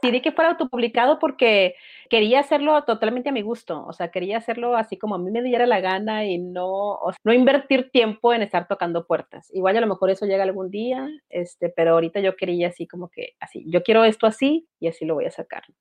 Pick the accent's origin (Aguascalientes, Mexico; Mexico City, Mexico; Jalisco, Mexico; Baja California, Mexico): Baja California, Mexico; Mexicali; yo soy de Mexicali, Baja California